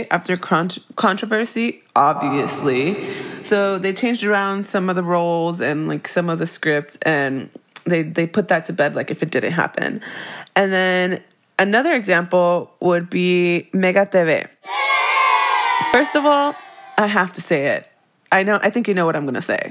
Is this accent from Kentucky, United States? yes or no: no; Miami, Florida, United States; growing up in Miami